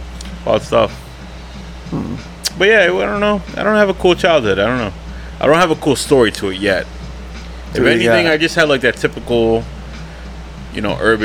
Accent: Paterson, New Jersey, United States; I'm from Paterson.

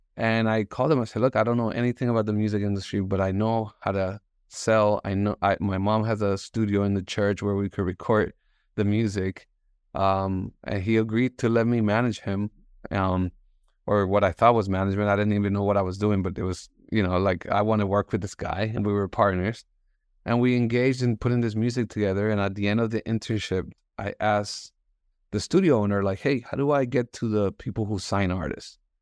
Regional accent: Bogota, Colombia; English is a second language; moved away; also born or lived in Miami; I was born in Bogota. Um, my parents moved to the States

